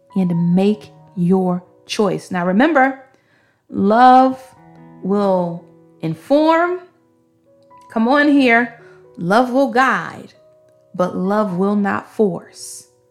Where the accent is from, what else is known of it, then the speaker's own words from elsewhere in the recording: New York City, New York, United States; I'm from Brooklyn, Brooklyn